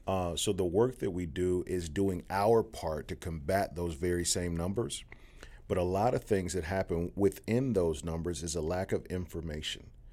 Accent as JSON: {"language": "English", "town": "Decatur", "region": "Georgia", "country": "United States", "tie": "born or raised there", "also_born_or_lived": "Atlanta, Georgia", "said": "I was born on Boulevard, uh, but raised in the deck"}